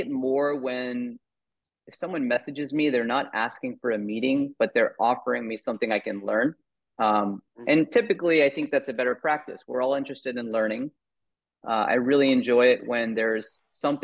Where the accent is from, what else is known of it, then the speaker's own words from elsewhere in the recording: Virginia, United States; moved away as an adult; also born or lived in New York; now in California, United States; I grew up in Virginia, just right outside of DC